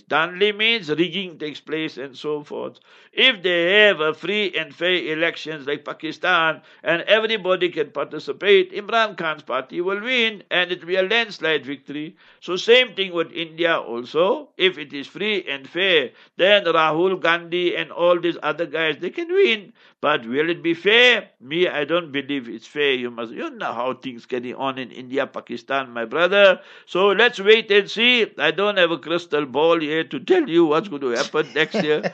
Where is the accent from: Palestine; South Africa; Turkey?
South Africa; I grew up in African township